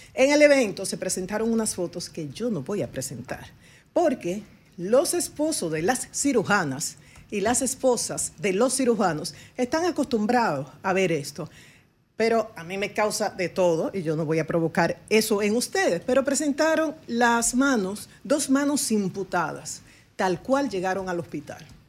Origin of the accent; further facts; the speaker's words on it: Dominican Republic; como dominicanos